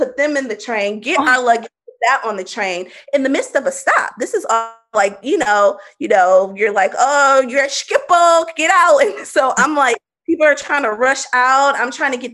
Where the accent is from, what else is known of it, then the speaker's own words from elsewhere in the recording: Milwaukee, Wisconsin, United States; moved away; We were going to my hometown.